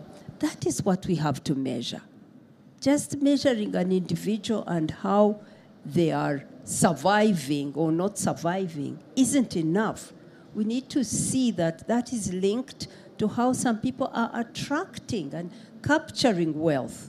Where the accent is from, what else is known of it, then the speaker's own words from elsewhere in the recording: Uganda; I come from Uganda. We have affirmative action for women in politics